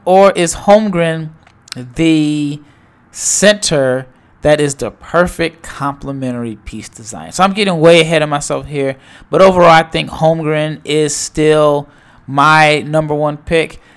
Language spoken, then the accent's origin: English; Omaha, Nebraska, United States; now in Dallas, United States; I am from Omaha, Nebraska